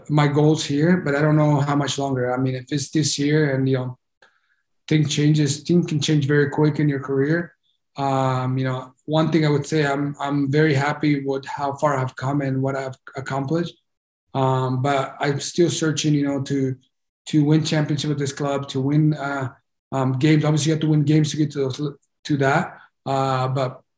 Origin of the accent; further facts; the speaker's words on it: United States; me being Honduran and growing up in the United States, I felt Honduran